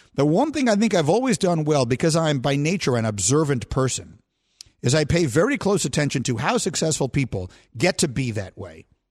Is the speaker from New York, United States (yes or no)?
yes; New York, United States; I grew up in New York